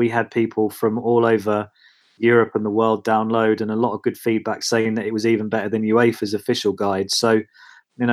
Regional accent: Watford, East of England, United Kingdom; I was working as a regional journalist in Watford, which is my hometown.

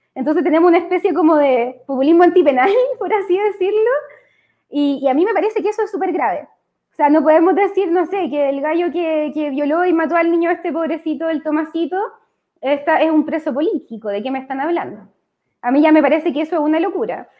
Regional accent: Copiapó, Atacama, Chile; also born or lived in Antofagasta; now in Santiago, Chile; yo soy de Copiapó, ya lo dije, originariamente, en verdad nací en Antofagasta, me fui súper chica a ir a Copiapó porque era la, la familia de mi mamá de allá

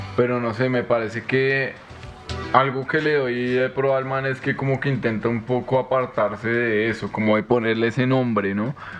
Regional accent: Colombia; yo me siento muy colombiano

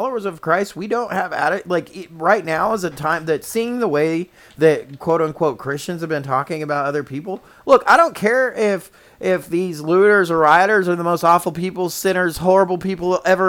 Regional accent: United States

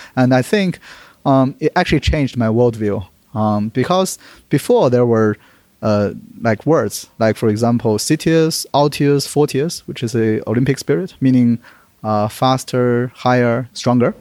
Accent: Beijing, China; moved away; also born or lived in United Kingdom / London; always wanted to do some service to my hometown as well. I was born in Beijing

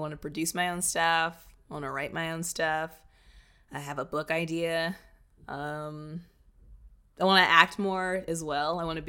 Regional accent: Indiana, United States; also born or lived in Japan / Kentucky / Texas / Virginia; So like I was born in Japan, and then we moved to Kentucky, and then Texas, and then Virginia, and then California. And then my parents split, and I moved to Indiana and stayed there till 18.

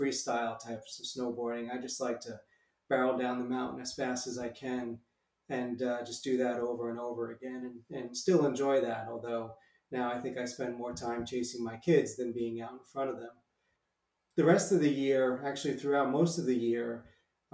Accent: Long Island, New York, United States; moved away as an adult; also born or lived in Pennsylvania / Rome; I actually grew up in Long Island, New York

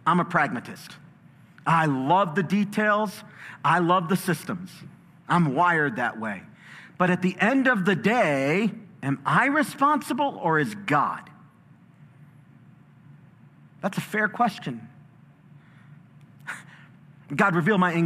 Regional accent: Chicago, Illinois, United States; I was in a battle, a street fight when I was growing up in Chicago

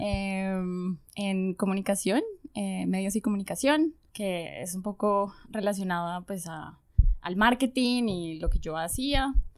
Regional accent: Popayán, Cauca, Colombia; moved away as an adult; also born or lived in Bogotá, Colombia; now in Germany; Pues yo nací en Bogotá. Ok. Y viví mucho tiempo en Bogotá, pero soy de una ciudad que se llama Popayán. En el suroccidente colombiano.

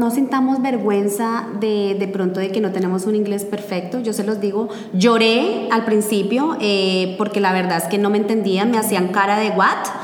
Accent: Bogotá, Colombia; puntualmente lo hablo en Colombia, en Bogotá, de donde yo soy, posiblemente no los teníamos.

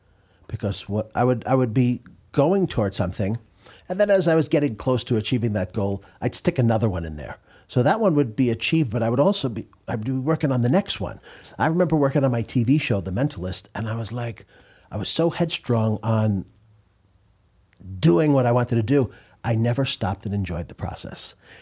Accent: New York, United States; I'm from New York.

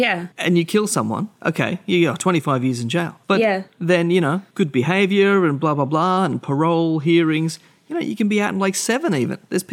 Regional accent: Australia

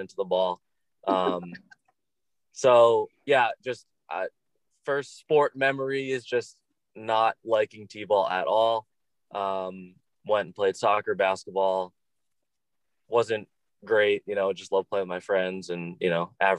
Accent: Long Island, New York, United States; also born or lived in Massachusetts; I was actually born in Massachusetts, family in Connecticut and Massachusetts, and then moved to Long Island when I was 3

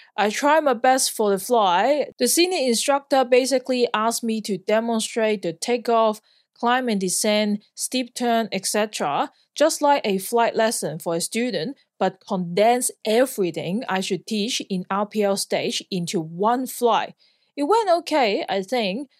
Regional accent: Hong Kong; moved away as an adult; also born or lived in Sydney, Australia / Perth, Australia; now in Australia; I'm born and raised in Hong Kong

